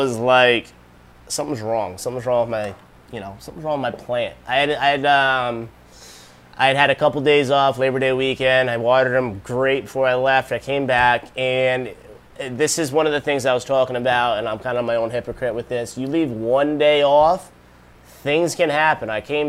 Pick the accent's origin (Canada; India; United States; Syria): United States; Rhode Island; moved away; I'm originally from Rhode Island